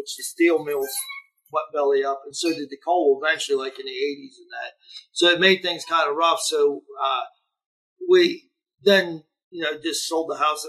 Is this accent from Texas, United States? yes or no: no; Cadiz, Ohio, United States; accent: Yinzer; I grew up, you know, Steubenville was only like 28 minutes from Caddis